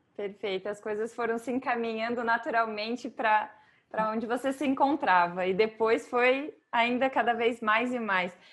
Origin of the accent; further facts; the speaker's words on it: Brazil; now in Portugal; eu como brasileira